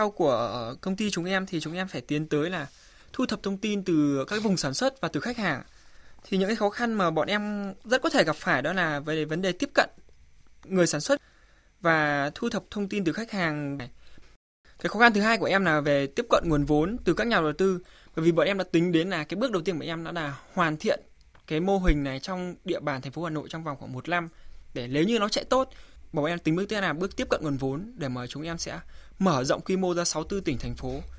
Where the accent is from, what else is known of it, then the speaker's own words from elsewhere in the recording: Thai Nguyen, Vietnam; em đến từ Thái Nguyên.